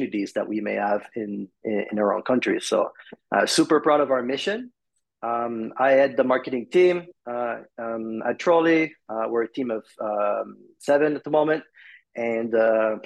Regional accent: Montreal, Quebec, Canada; I'm from Montreal, Canada.

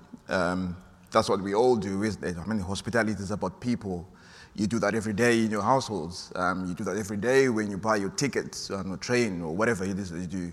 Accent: Ashford, South East England, United Kingdom; I'm from Ashford in Kent

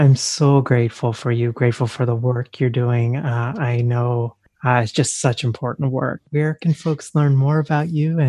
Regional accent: India; born there; because I was born in India

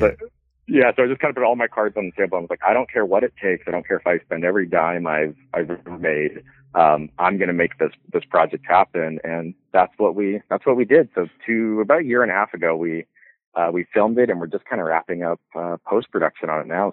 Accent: Carson City, Nevada, United States; born or raised there; also born or lived in Canada / Los Angeles; now in Reno, United States

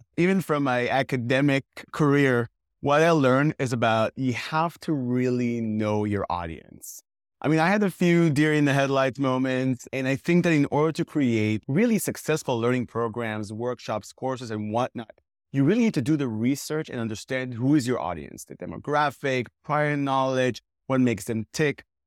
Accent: Israel; I'm originally from Israel.

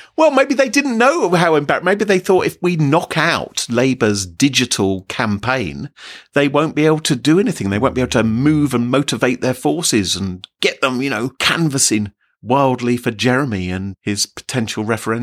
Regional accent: United Kingdom; we here in Britain, we're all British

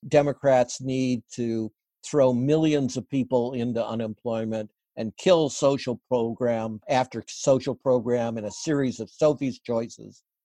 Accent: Midwest, United States; I grew up in the Midwest

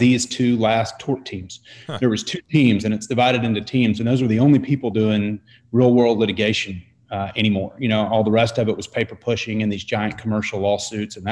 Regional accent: Dallas, Texas, United States; I grew up in Dallas

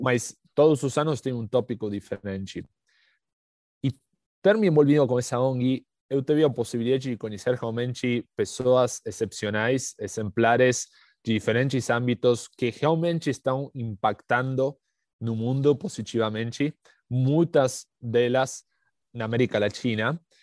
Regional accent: Argentina; Portuguese is a second language; moved away as an adult; now in São Paulo, Brazil; já pelo sotaque dá para perceber que não, que não sou do Brasil. É, eh, sou, sou, argentino, mas moro aqui em São Paulo há uns oito anos.

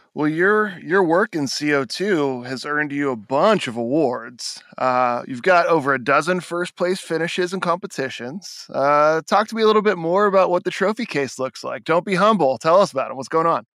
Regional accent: Monterey area, California, United States; I was born in the Monterey area

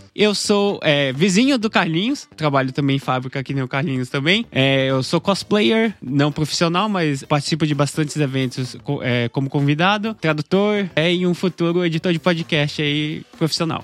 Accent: Brazil; aqui como brasileiro

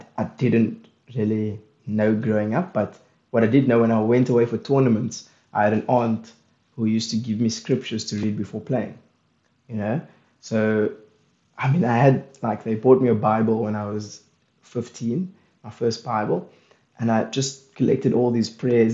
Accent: South Africa

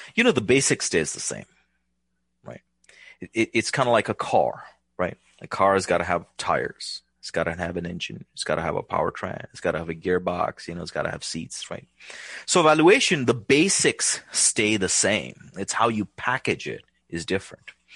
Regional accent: India; now in United States; growing up in India

